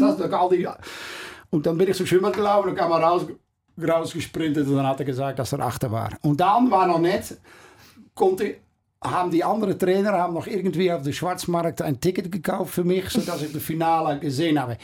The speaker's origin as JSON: {"language": "German", "country": "Netherlands", "also_born_or_lived": "Curaçao", "second_language": "German", "moved": "yes", "said": "Ich kam da natürlich als Holländer"}